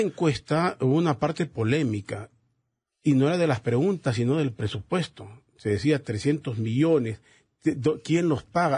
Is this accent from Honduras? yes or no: yes; Honduras; como hondureños